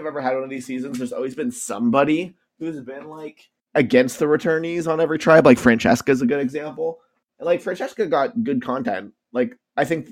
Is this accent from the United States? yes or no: no; Canada; I'm a Canadian